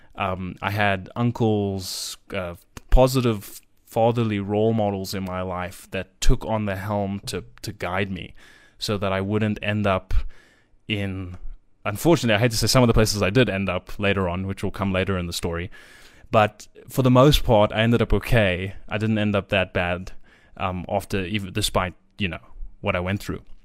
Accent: South Africa; I live in South Africa, which will come up I'm, I'm South African, I should say, born and raised

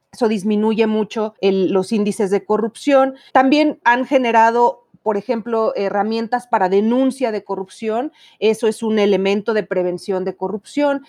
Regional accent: Mexico; porque somos mexicanos

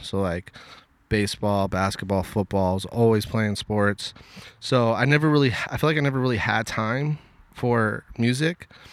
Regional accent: Los Angeles, California, United States; I grew up in Westchester, which is right next to the L A X airport.

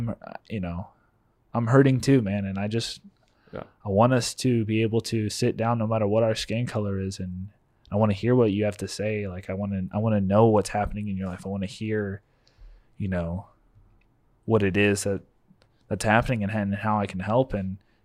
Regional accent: United States; as an American

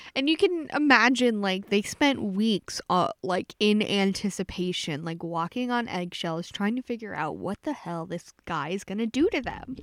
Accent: Pasadena, Texas, United States; my hometown Pasadena

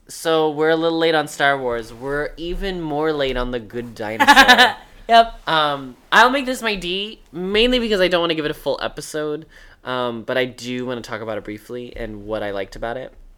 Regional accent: Northern Indiana, United States; I'm from Northern Indiana, and he went to a high school that was the town next to mine

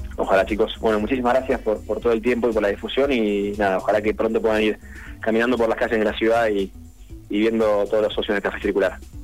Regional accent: Buenos Aires, Argentina; nosotros somos de Cava

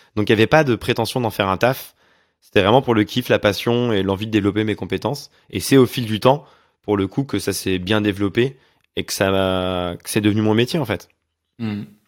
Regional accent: Auvergne-Rhône-Alpes, France; moved away; also born or lived in Montreal; je viens d'Auvergne

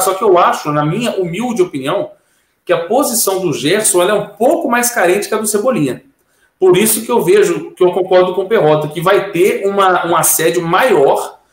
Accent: Minas Gerais, Brazil; eu sou mineiro, né? Mineiro desconfiado

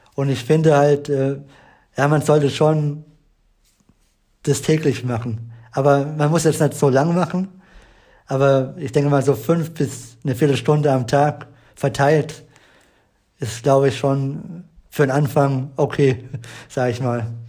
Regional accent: Eberbach, Baden-Württemberg, Germany; bei uns in Eberbach

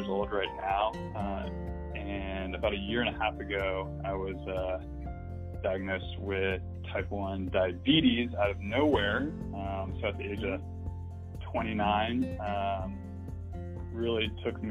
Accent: Atlanta, Georgia, United States; moved away; also born or lived in Texas; I was born and raised in Atlanta, Georgia

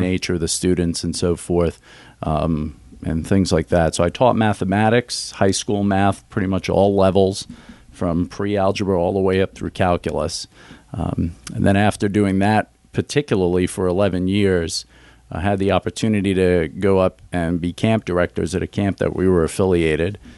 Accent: New York City, New York, United States; moved away as an adult; also born or lived in suburbs of Philadelphia; now in Greenville, United States; I grew up in New York City.

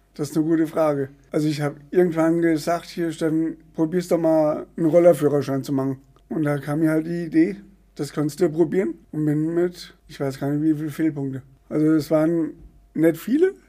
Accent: Poppenhausen, Hesse, Germany; bei uns in Poppenhausen

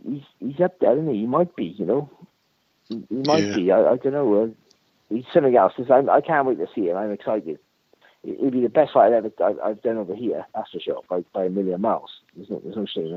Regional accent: Wales, United Kingdom; I'm a Welsh guy

